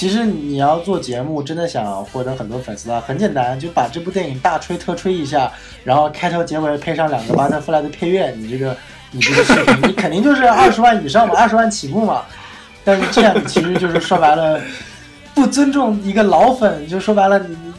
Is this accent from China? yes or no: yes; Northeast China, China; 我家乡的东北菜